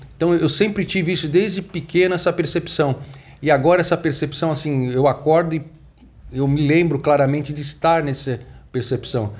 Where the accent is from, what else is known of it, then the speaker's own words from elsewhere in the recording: Santos, São Paulo, Brazil; eu sou de Santos